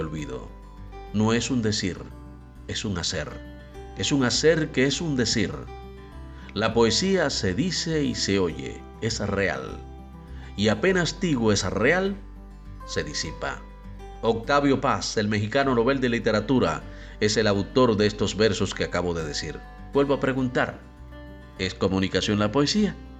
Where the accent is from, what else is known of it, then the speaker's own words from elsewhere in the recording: Cuba; soy el cubano de efecto C